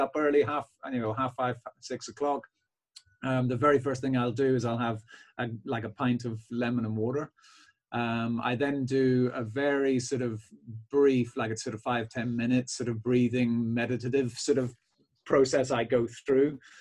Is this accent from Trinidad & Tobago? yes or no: no; Belfast, Northern Ireland, United Kingdom; now in County Cork, Ireland; my practice actually is down south in County Cork, but I'm from Belfast originally